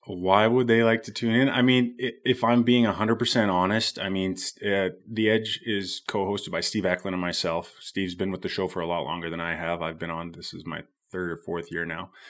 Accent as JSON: {"language": "English", "town": "Squamish", "region": "British Columbia", "country": "Canada", "tie": "born or raised there", "said": "I grew up here in Bracondale or Squamish, B C"}